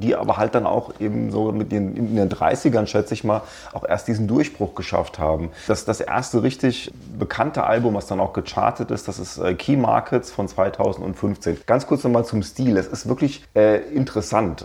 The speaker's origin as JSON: {"language": "German", "town": "Darmstadt", "region": "Hesse", "country": "Germany", "tie": "born or raised there", "said": "habe ich den größten Teil meines Lebens in Südhessen verbracht, in Darmstadt, wo ich auch jetzt wieder wohne"}